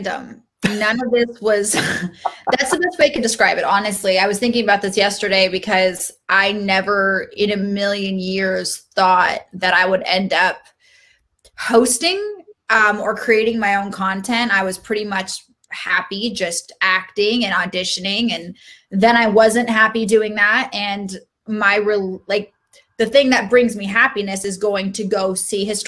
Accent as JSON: {"language": "English", "town": "Seattle", "region": "Washington", "country": "United States", "tie": "born or raised there", "moved": "yes", "lives_now": "Los Angeles, United States", "said": "I grew up in Seattle, and I had a very interesting childhood"}